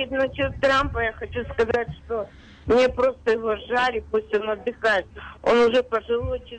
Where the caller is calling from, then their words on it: Queens, New York, United States; я из Квинса, часто слушаю ваши передачи.